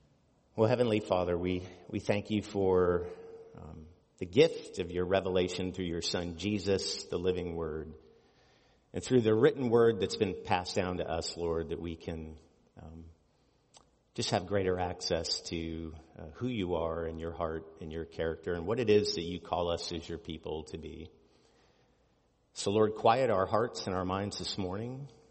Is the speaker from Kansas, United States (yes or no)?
no; California, United States; As a kid, I grew up in Southern California, and I remember it was many years before I went back there as an adult